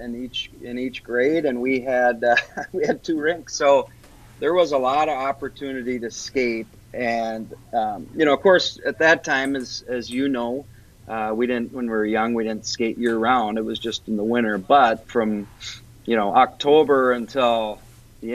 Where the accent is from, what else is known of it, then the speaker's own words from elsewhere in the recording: Warroad, Minnesota, United States; growing up in Warroad